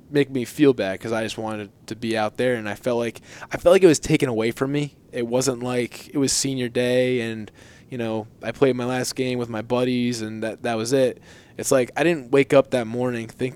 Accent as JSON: {"language": "English", "region": "New Jersey", "country": "United States", "tie": "born or raised there", "said": "growing up in New Jersey"}